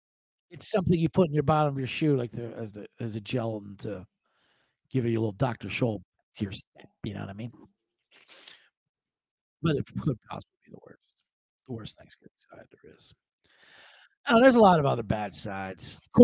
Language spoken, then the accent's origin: English; Ireland; As an Irishman, I can tell you, we got it mastered.